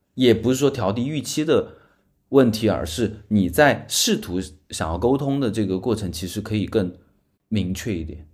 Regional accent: Chengdu, Sichuan, China; now in Shanghai, China; 如果有一天我因为一些被动的原因一定要回成都的话

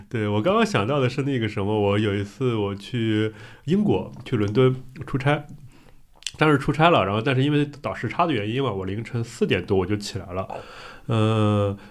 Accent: Qingdao, Shandong, China; also born or lived in Beijing; now in Shanghai, China; 我是青岛人

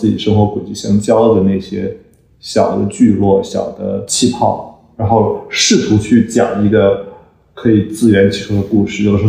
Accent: China; also born or lived in United States; now in New York, United States; 我们四个人都是中国人，我我们在中国不同的地方长大，我们去不同的学校，从事不同的行业

